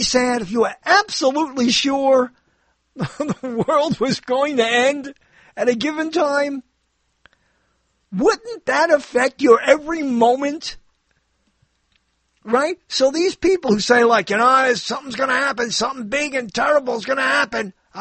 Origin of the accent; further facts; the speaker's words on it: New York, United States; I grew up in New York